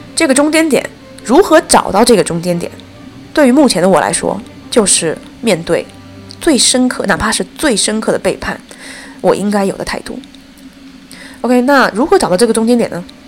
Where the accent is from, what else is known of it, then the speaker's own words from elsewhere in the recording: China; 我们中国人还经历了这么多朝代